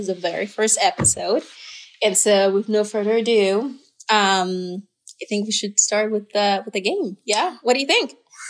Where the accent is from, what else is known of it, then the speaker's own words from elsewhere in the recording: Côte d’Ivoire; born there; I was born in Ivory Coast